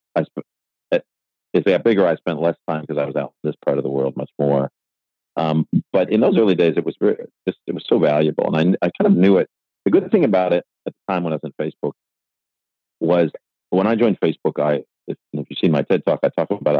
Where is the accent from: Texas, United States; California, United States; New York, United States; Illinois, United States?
New York, United States; Buffalo; moved away as an adult; now in Australia; I was born in Buffalo, New York